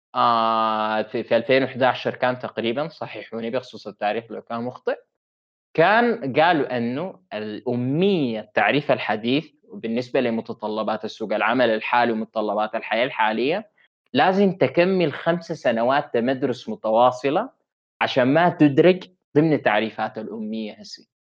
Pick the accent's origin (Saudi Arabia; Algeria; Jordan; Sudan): Sudan; التعليم اللي عندنا في السودان